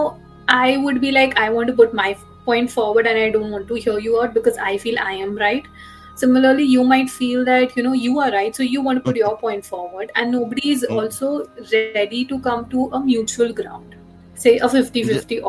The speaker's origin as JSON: {"language": "English", "country": "India", "said": "I'm from India, and I have been working as a therapist for over 4 years now"}